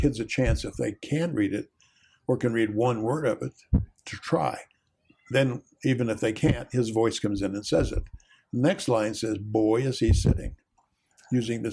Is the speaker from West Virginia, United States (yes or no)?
yes; West Virginia, United States; my growing up in West Virginia in a bucolic kind of rural place